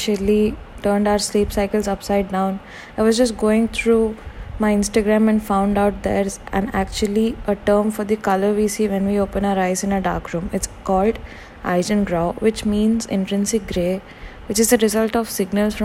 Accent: India; Being an Indian

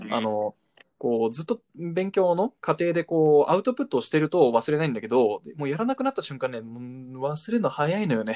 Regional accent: Japan; born or raised there; also born or lived in United States

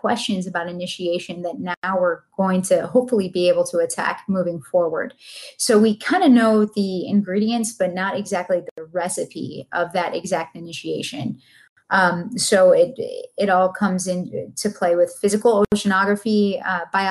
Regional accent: Buffalo, New York, United States; now in Sarasota, United States; I'm from Buffalo, but it doesn't count

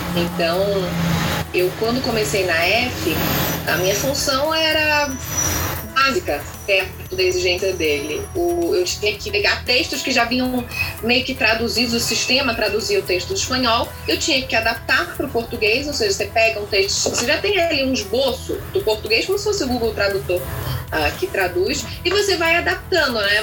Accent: Niterói, Rio de Janeiro, Brazil; eu sou de Niterói

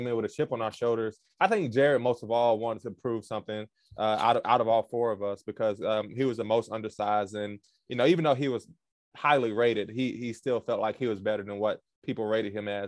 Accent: South Georgia, United States; I was from South Georgia

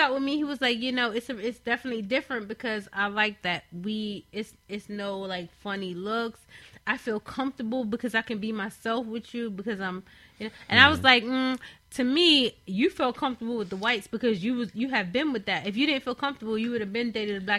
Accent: London, United Kingdom; And raised in London.

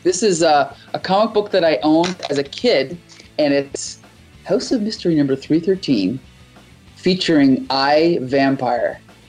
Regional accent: Windsor, Ontario, Canada; in my hometown, there's 200,000 people. When I was a teenager, we counted. We had 50 Tim Hortons, okay? So I can only assume that we've got twice as many now. I don't know. But there's one street in Windsor, there's literally 5 Tim Hortons on it.

